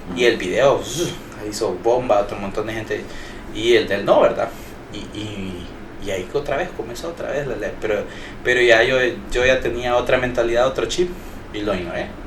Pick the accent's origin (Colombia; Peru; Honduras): Honduras; como decimos hondureños